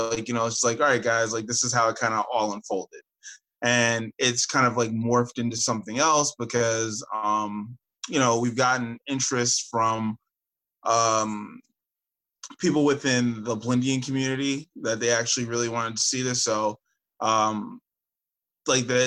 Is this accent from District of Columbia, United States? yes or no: no; Westchester, New York, United States; growing up in Westchester